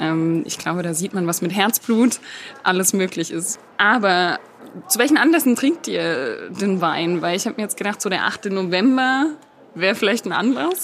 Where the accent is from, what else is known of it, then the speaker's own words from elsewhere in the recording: Stuttgart, Baden-Württemberg, Germany; accent: Swabian; now in Berlin, Germany; wenn ich mal länger wieder in der Heimat bin, dann hört man mir das sofort an.